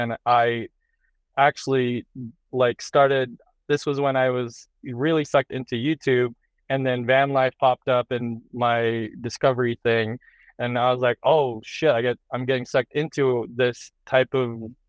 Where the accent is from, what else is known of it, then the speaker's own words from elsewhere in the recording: New Hampshire, United States; also born or lived in Boston, United States; When I used to live in the East Coast, you're kind of stuck in like the city life, right? Like I grew up in Boston, or I grew up in New Hampshire.